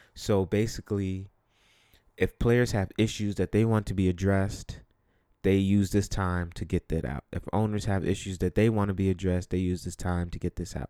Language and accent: English; New York City, New York, United States; growing up where I grew up or just in New York City